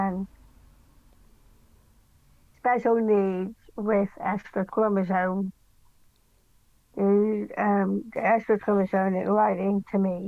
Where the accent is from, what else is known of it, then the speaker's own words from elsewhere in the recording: Mid Wales, United Kingdom; also born or lived in Cardiff; I'm from Ewood in Mid Wales